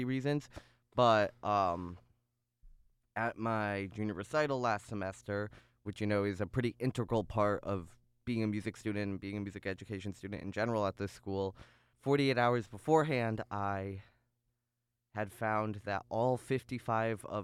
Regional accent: Chicago, Illinois, United States; moved away as an adult; now in Ithaca, United States; I grew up in North Chicago, in a very, very Jewish area

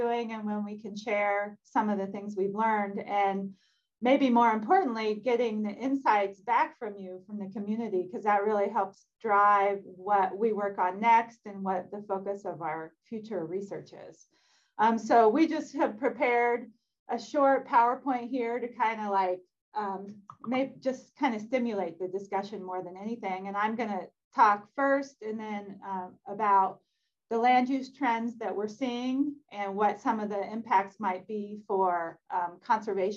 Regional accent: Ohio, United States; now in Idaho, United States; I'm from Ohio, where we just have acres and acres of corn and soybeans

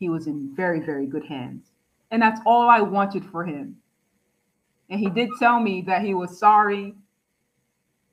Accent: New York City, New York, United States; I'm from the Bronx

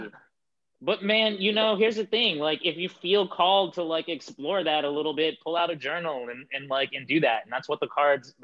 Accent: New York City, New York, United States; I'm from Bed-Stuy in the 80s and early 90s

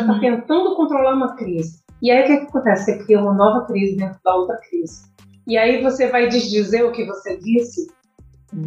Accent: Currais Novos, Rio Grande do Norte, Brazil; Eu sou de, de Corrais Novos

